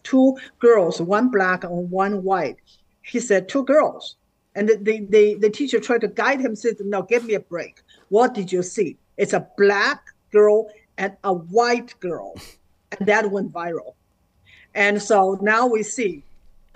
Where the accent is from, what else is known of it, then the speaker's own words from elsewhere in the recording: China; moved away as an adult; now in United States; growing up in China and in the Cultural Revolution.